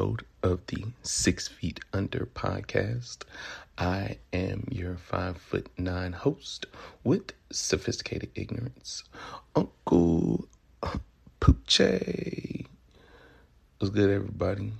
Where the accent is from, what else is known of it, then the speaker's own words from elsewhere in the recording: Memphis, Tennessee, United States; accent: Southern; now in California, United States; I derive from the east part of Memphis, Tennessee.